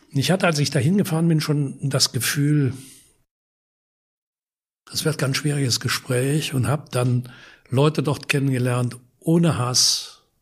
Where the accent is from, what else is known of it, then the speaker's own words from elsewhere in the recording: Wallonia, Belgium; das ist ein Vorort von Lüttich, nicht weit weg von meiner Heimat.